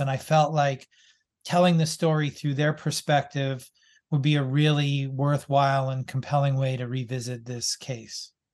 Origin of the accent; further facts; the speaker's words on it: Boston, Massachusetts, United States; I grew up in Boston